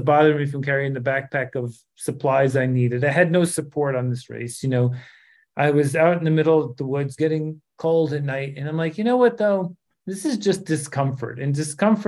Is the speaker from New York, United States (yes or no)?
yes; New York City, New York, United States; I grew up outside New York City in the Bronx. I went to school there for 8 years